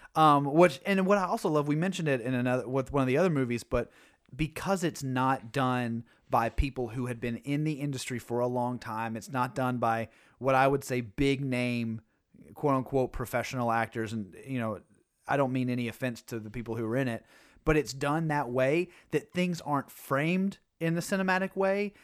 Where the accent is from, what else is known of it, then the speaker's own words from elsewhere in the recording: Tennessee, United States; moved away; also born or lived in New England; growing up in Tennessee